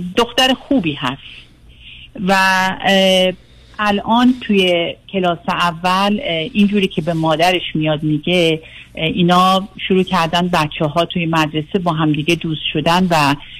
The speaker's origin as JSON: {"language": "Persian", "country": "Iran", "also_born_or_lived": "Singapore", "moved": "as an adult", "lives_now": "United States", "said": "من 20 سالم بود که از ایران اومدم بیرون"}